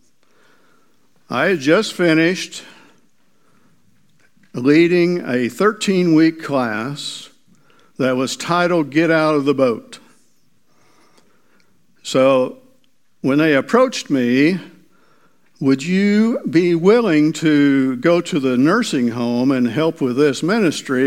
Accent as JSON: {"language": "English", "town": "Miller", "region": "Missouri", "country": "United States", "tie": "born or raised there", "also_born_or_lived": "Mount Vernon, Missouri", "said": "I grew up in Miller. My dad was the doctor of Miller, Missouri. So I grew up there, or that area"}